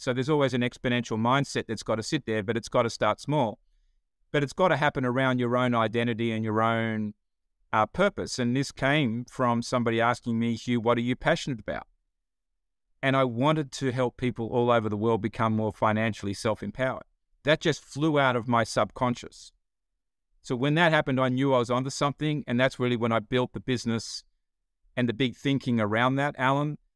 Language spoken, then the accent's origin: English; Australia; accent: Australian; moved away as an adult; now in Atlanta, United States